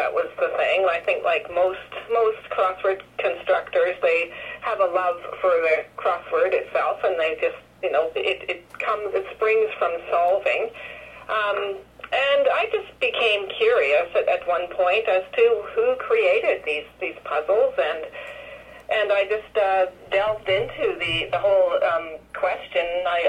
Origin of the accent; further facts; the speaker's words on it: Canada; And I guess, well, I play hockey, of course, being a Canadian.